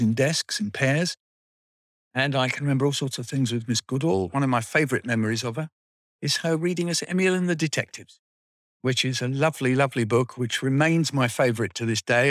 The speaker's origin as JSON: {"language": "English", "town": "Wealdstone", "region": "London", "country": "United Kingdom", "tie": "born or raised there", "said": "I went to Tyne Hall Nursery School in Wealdstone, then I went to Pillawood School, uh, from the age of about four till seven"}